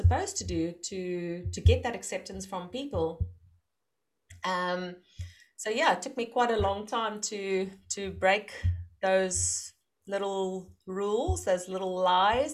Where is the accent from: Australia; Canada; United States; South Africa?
South Africa; moved away as an adult; now in Netherlands; I'm from South Africa, and last year, no, 2019, we moved to the Netherlands